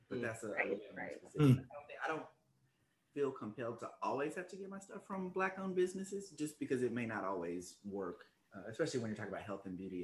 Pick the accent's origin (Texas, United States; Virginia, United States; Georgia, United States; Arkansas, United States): Arkansas, United States; accent: Arkansas; moved away as an adult; also born or lived in Washington DC area (DMV); now in Washington DC area, United States; I'm originally from Arkansas, born and raised